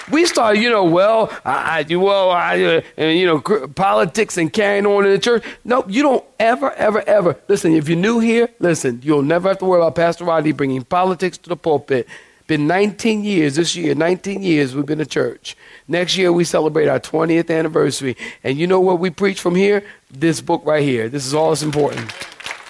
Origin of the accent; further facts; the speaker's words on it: Philadelphia, Pennsylvania, United States; I'm a city boy. I'm from Philadelphia